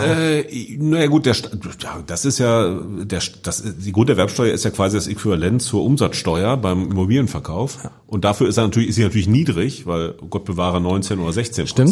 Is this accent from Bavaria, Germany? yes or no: no; Hanover, Lower Saxony, Germany; in Hannover, wo ich herkomme